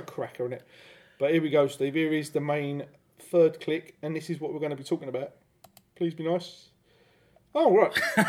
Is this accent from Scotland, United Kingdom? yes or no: no; London, United Kingdom; We're London Irish.